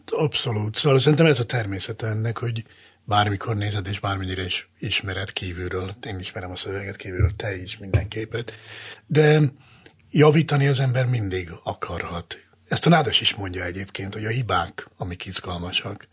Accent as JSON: {"language": "Hungarian", "region": "Zala", "country": "Hungary", "tie": "born or raised there", "said": "Én egy zalai cigány családban nőttem fel"}